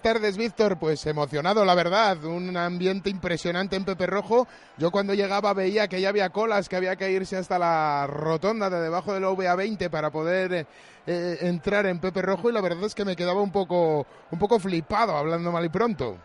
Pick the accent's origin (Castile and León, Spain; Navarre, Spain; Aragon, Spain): Castile and León, Spain; Valladolid; como vallisoletano que soy